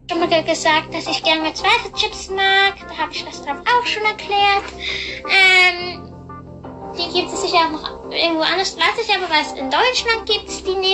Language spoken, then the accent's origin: German; Thurgau, Switzerland; wir kommen, wie man gerade glaub, gehört hat, wir kommen aus Schweiz, aus Thurgau